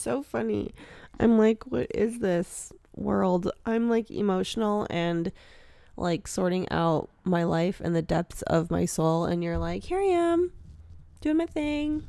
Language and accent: English; Wisconsin, United States; I'm from Wisconsin